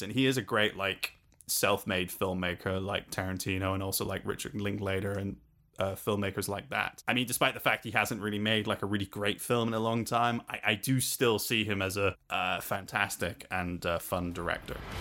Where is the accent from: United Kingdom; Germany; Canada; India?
United Kingdom; London; also born or lived in Salisbury; now in Denmark; we moved from London to a quaint uh, from London to a quaint little village outside Salisbury and then to Denmark, where I'm currently, currently now living